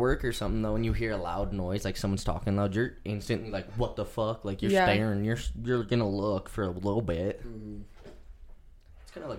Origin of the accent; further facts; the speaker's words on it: Butte, Montana, United States; oh, I'm from Butte.